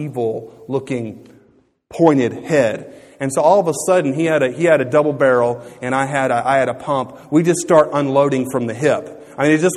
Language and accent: English; Louisiana, United States; growing up in Louisiana, I had been taught about this.